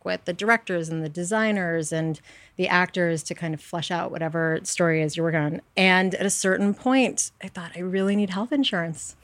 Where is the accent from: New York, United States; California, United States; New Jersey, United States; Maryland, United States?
New York, United States; New York City; I grew up on the Upper West Side in New York